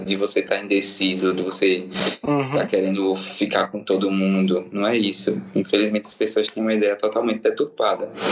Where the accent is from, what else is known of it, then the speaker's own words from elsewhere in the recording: São Francisco, Sergipe, Brazil; moved away as an adult; eu vim lá do interior, né, de São Francisco, que chamam de Califórnia, é, aqui fica no norte do estado, lá próximo a Propriar